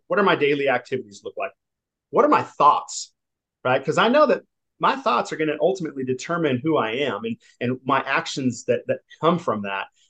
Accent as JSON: {"language": "English", "region": "Southern California", "country": "United States", "tie": "born or raised there", "said": "I'm from California. I, I, I, grew up Southern California"}